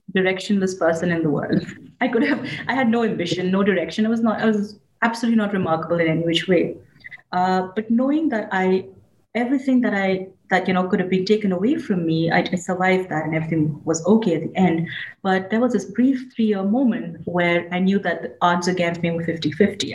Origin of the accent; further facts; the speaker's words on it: India; I grew up in India